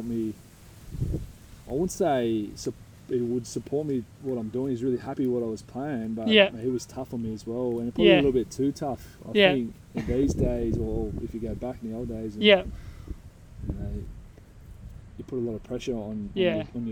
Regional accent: Sydney, New South Wales, Australia; moved away as an adult; also born or lived in England; now in Borroloola, Australia; I think I was probably about one when I came to Australia, but I grew up in Como, which is in the south of Sydney

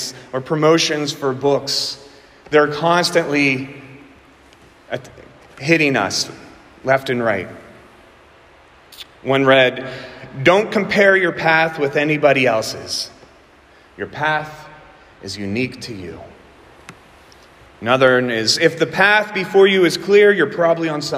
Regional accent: southwestern Pennsylvania, United States; accent: southwestern Pennsylvania; my southwestern Pennsylvania accent

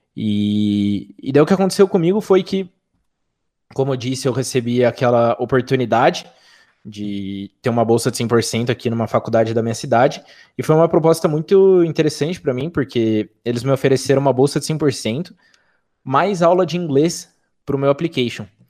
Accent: Sorocaba, São Paulo, Brazil; sou de Sorocaba, interior de São Paulo

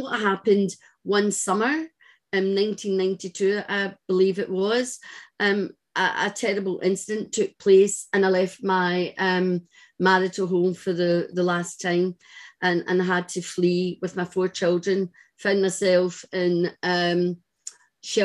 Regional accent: Glasgow, Scotland, United Kingdom; I was brought up in Glasgow

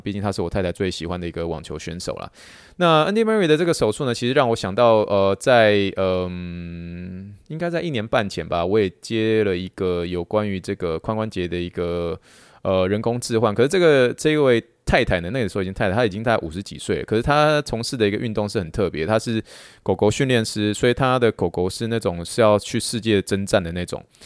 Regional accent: Taiwan; moved away; 台湾的美食世界第一。这是可能是我们真的从小就这样子吃吃吃吃这样子长大

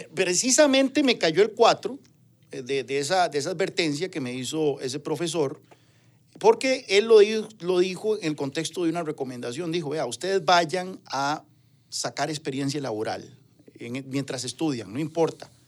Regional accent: Ciudad Quesada, Alajuela, Costa Rica; Nací, crecí, nací, crecí ahí, fui a la escuela Juan Chávez Rojas, después al Liceo San Carlos, soy orgullosamente sancarleño

